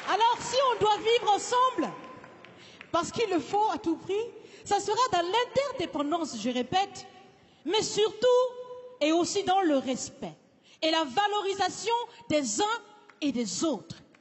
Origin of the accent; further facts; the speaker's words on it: Burkina Faso; Je suis, je suis africaine, je suis burkinabé